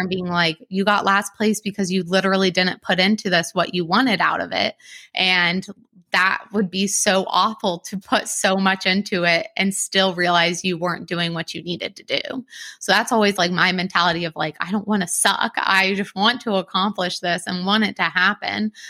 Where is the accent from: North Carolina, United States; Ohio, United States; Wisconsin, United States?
Ohio, United States; Columbus; I'm from Columbus